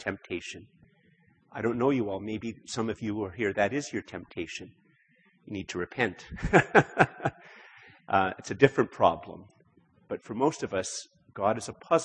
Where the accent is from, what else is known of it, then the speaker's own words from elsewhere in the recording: Canada; I'm Canadian